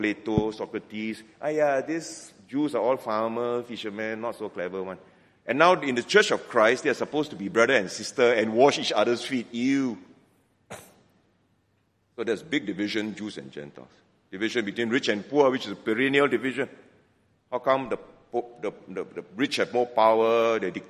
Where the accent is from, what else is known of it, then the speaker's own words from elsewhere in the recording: George Town, Penang, Malaysia; accent: Penang Hokkien; moved away; I go back to Penang, my hometown. You'll notice that some Penang Hokkien escapes once in a while.